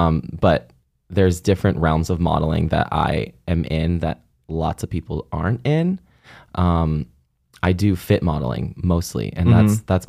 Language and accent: English; Buffalo, New York, United States; It was actually pretty great. I mean, it's a pretty thriving city, I would say.